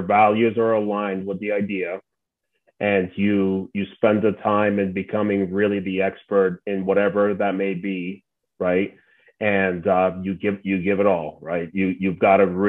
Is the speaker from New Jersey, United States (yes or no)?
yes; New Jersey, United States; growing up in New Jersey and being a Mets fan my whole life